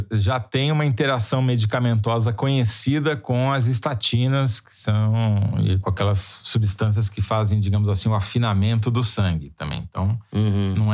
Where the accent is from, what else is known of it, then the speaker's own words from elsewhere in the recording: Minas Gerais, Brazil; Não, eu sou Mineiro